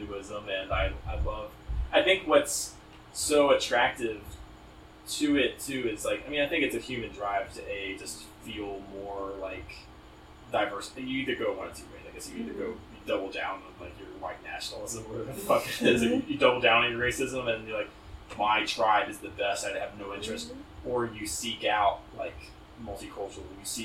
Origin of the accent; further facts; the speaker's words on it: United States; as somebody who went to high school in America